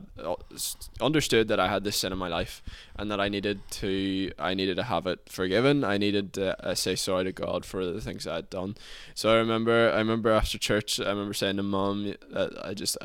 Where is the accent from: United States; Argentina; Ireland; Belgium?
Ireland; Lifford, Ulster; living and growing up in Donegal